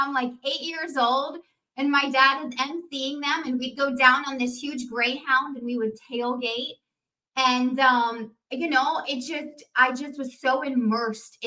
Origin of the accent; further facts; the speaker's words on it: Coral Springs, Florida, United States; I was born in Coral Springs, fattest baby ever born at that hospital